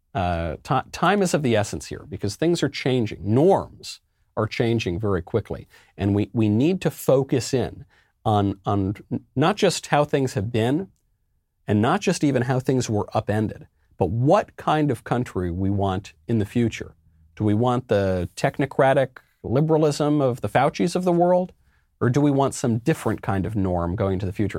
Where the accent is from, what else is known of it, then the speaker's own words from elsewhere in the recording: New York, United States; I'm of Italian extraction. You know, I'm American. I'm a New Yorker.